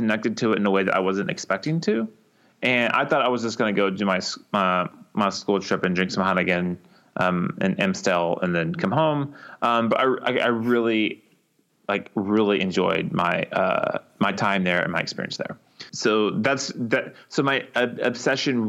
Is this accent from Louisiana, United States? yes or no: no; Texas, United States; I identify like as Texan